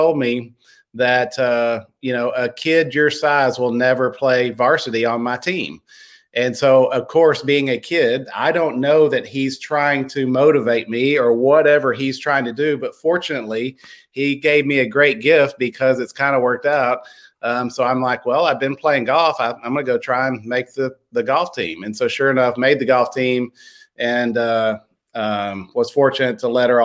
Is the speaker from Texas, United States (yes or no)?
yes; Lubbock, Texas, United States; also born or lived in Houston, Texas / Dallas, Texas; now in Corpus Christi, United States; I grew up in Lubbock.